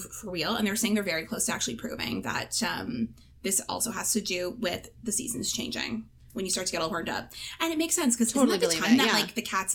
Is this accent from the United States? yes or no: no; Canada; I was back home this past weekend, which was Thanksgiving here in Canada, and I saw so many girls crying at the fall fair in my hometown